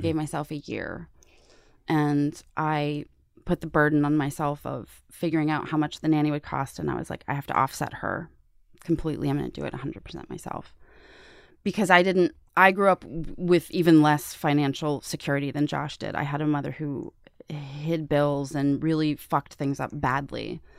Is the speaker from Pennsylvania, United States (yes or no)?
yes; Pittsburgh, Pennsylvania, United States; moved away as an adult; now in New York, United States; I had no network when I moved to New York from Pittsburgh.